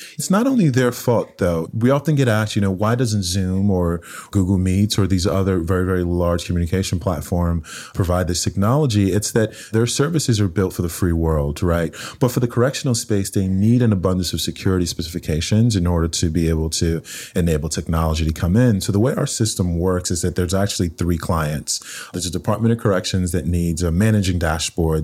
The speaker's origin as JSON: {"language": "English", "country": "Nigeria", "tie": "born or raised there", "also_born_or_lived": "Cambridge, United Kingdom", "moved": "yes", "lives_now": "United States", "said": "growing up in Nigeria, in a very, very poor part of the country"}